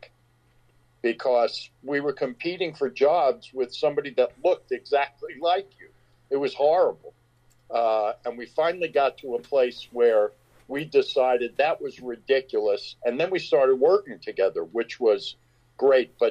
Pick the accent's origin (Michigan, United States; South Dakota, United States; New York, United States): New York, United States; Long Island; We grew up mostly on Long Island